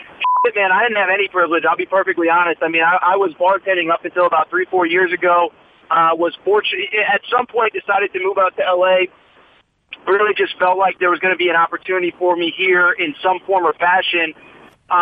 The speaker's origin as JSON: {"language": "English", "region": "Connecticut", "country": "United States", "tie": "born or raised there", "said": "I grew up in Connecticut"}